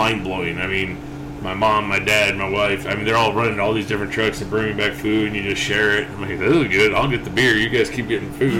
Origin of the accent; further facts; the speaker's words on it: Buffalo, New York, United States; now in Bloomington, United States; I'm from Buffalo, New York, originally.